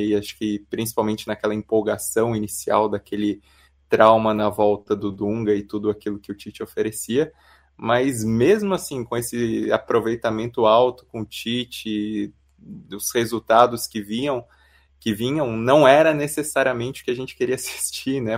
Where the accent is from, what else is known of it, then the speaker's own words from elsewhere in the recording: Brazil; sendo brasileiro